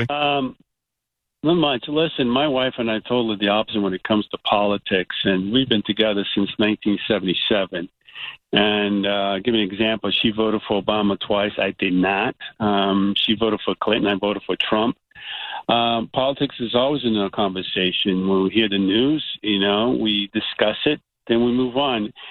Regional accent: Portugal; moved away; Even when it comes to immigration, I'm an immigrant. I came from Portugal, and then uh, coming here, I, we had nothing, and we built our, our life from nothing.

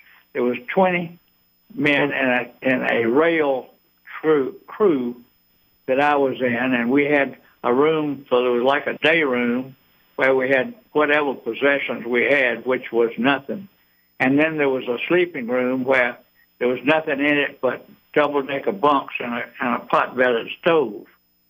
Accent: Eden, United States; now in Atlanta, United States; Well, I grew up in Eden, but I'm and been in Atlanta since 1953, so I'm an Atlantan.

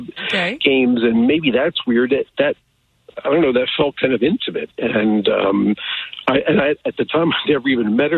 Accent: United States; moved away as an adult; Just outside Kansas City

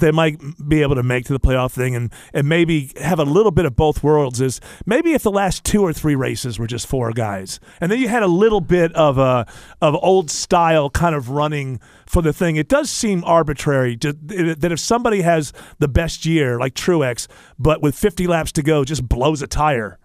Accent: Northeast, United States; moved away; I grew up in the Northeast

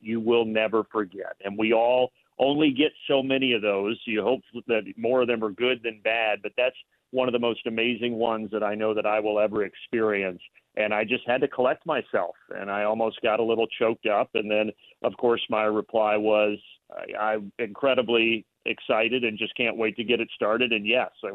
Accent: Indiana, United States; I grew up in Indiana

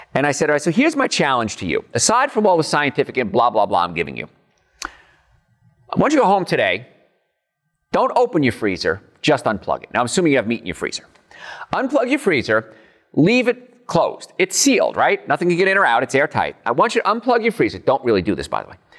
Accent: United States; as an American

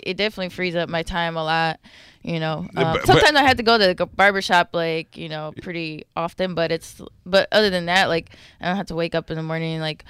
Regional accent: Milwaukee, Wisconsin, United States; Milwaukee, Wisconsin.

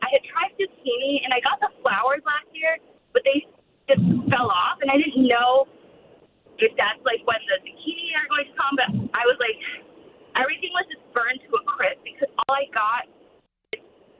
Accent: Western New York, United States; also born or lived in Buckhead, Atlanta, Georgia; now in Woodstock, United States; you can probably tell from my no southern accent, I'm from Western New York.

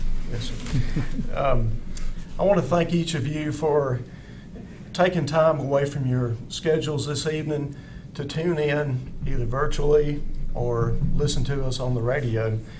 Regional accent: Oconee County, Georgia, United States; I'm a lifelong resident of Oconee County.

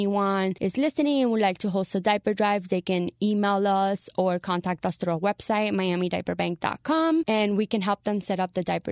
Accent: Venezuela; now in Florida, United States; I'm actually Venezuelan, but I lived in Florida for 18 plus years

